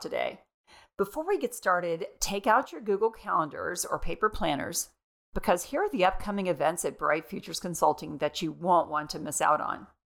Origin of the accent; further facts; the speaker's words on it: Florida, United States; Growing up in Florida as a teen